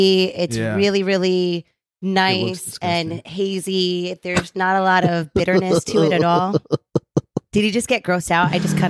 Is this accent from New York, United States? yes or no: yes; New York, United States; I'm a New Yorker and people think I'm from Jersey. I am not.